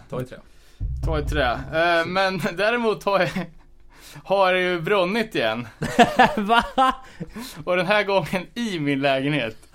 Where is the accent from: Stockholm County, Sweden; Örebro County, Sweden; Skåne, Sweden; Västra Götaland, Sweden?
Örebro County, Sweden; Fast vi är ändå från Närke.